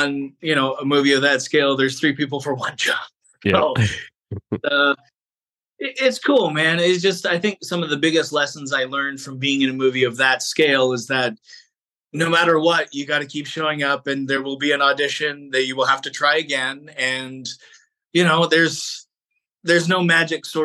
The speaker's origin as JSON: {"language": "English", "country": "Canada", "said": "as a Canadian actor"}